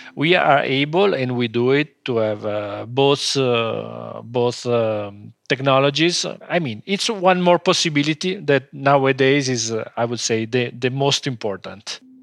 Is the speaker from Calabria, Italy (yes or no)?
no; Como, Lombardy, Italy; English is a second language; By family, we are not from Como, but we started living in Como when we was, uh, three, four years old.